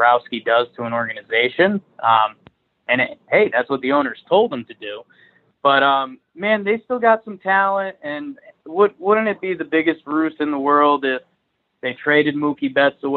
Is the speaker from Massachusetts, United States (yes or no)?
no; Connecticut, United States; I grew up in Connecticut